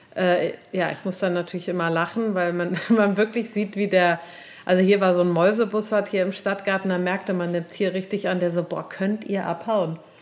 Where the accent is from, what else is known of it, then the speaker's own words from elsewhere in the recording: Cologne, North Rhine-Westphalia, Germany; in Braunsfeld, da wo ich herkomme